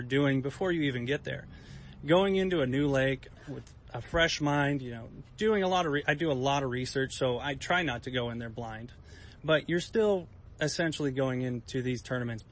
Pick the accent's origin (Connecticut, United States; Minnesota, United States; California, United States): California, United States; West Coast; growing up on the West Coast